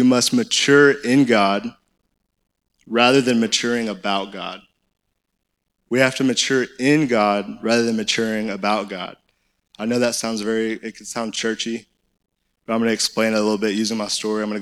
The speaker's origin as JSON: {"language": "English", "town": "Conway", "region": "Arkansas", "country": "United States", "tie": "born or raised there", "said": "I'm in good old Conway, Arkansas. Like, that's where I grew up"}